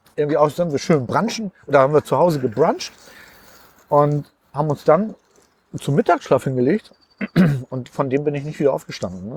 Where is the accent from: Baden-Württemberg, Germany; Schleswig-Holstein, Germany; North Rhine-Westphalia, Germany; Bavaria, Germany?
Schleswig-Holstein, Germany; Uetersen; born or raised there; also born or lived in Pinneberg